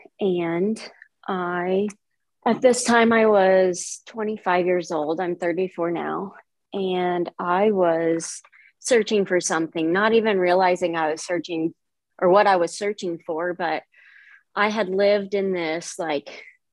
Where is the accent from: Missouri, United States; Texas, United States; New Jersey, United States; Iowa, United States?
Missouri, United States; Palmyra; I am from Palmyra, Missouri, which is a small town, Northeast Missouri